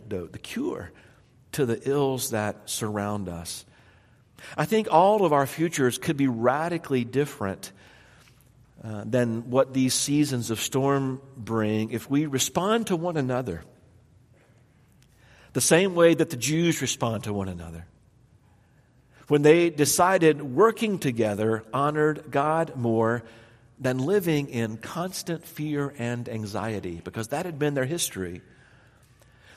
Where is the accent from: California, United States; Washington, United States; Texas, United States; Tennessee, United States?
Tennessee, United States; I grew up in Tennessee